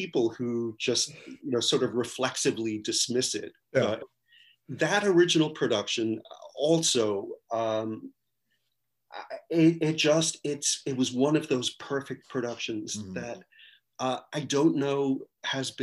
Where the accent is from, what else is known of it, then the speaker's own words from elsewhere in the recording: just outside of Hartford, Connecticut, United States; I grew up in Connecticut, just outside of Hartford